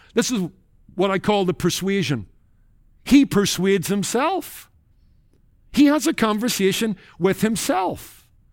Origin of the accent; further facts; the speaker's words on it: Northern Ireland, United Kingdom; Growing up in Northern Ireland in the Rathkilde Baptist Church and in among Irish Baptists